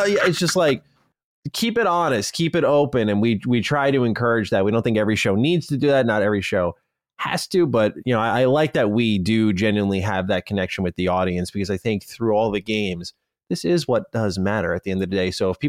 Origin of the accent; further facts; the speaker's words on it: Australia; the rest of the world shockingly doesn't know I'm Australian